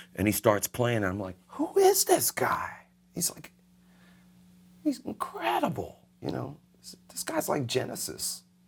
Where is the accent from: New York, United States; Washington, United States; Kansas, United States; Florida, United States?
Florida, United States; Miami; I'm thirteen, and my dad says, "Hey, we're moving to Miami in two and a half weeks."